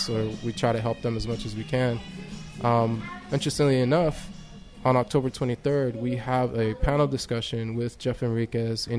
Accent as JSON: {"language": "English", "country": "Mexico", "tie": "born or raised there", "moved": "yes", "said": "I'm from Mexico originally. That's where I was born."}